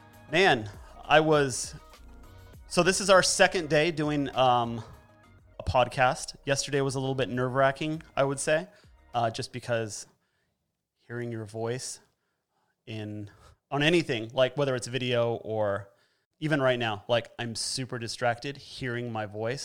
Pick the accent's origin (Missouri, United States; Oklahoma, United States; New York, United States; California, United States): California, United States; I'm originally from Southern California, and I'm super glad I'm not down there right now.